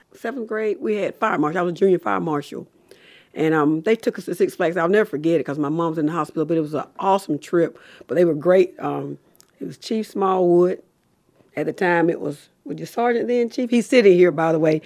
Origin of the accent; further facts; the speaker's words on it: Macon, Georgia, United States; I'm from Davis on right down the road here at forty Menard Street